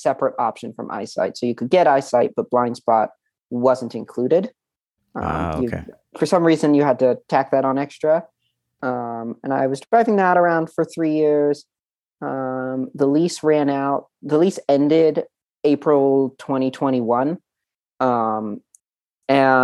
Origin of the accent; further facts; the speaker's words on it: the Northwest, Pacific Northwest, United States; I grew up in the Northwest.